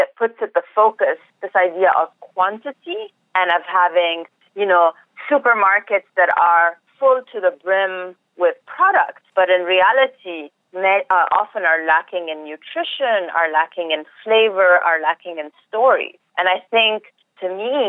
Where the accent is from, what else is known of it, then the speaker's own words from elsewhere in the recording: Egypt; moved away as an adult; now in Arizona, United States; I was born and raised in Egypt, and up until 2 years ago, this is where I lived all my life